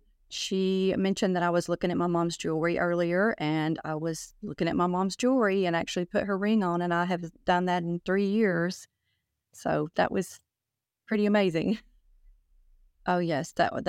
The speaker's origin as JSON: {"language": "English", "town": "Oak Ridge", "region": "Tennessee", "country": "United States", "said": "I'm from Oak Ridge, Tennessee."}